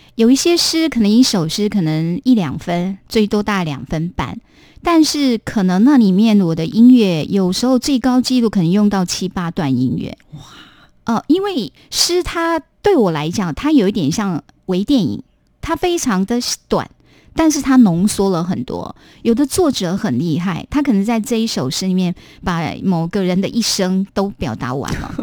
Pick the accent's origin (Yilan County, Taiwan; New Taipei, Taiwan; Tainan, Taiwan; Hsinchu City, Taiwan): Tainan, Taiwan; 我们台南人喜欢说我是辅臣人